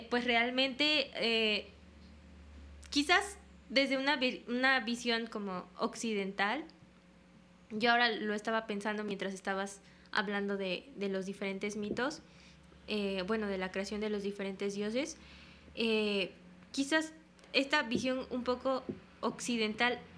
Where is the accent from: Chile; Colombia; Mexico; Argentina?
Mexico; now in Japan; Somos de México.